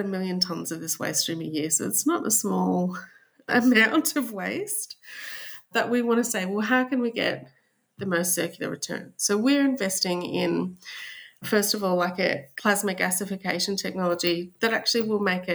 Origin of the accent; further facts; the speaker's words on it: Australia; accent: Australian; I'm sure they'll be able to tell by my accent that I'm Australian.